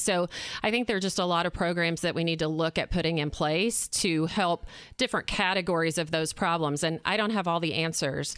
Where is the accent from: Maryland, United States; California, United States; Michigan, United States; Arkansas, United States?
Arkansas, United States; moved away as an adult; now in Indiana, United States; I'm from Arkansas.